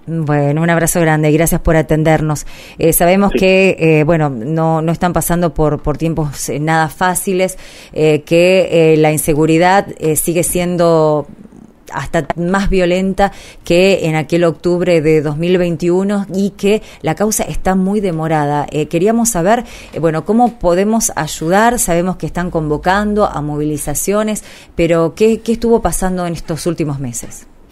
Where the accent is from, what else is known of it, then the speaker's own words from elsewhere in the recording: Rosario, Santa Fe, Argentina; nos atravesaba como rosarinos, como santafesinos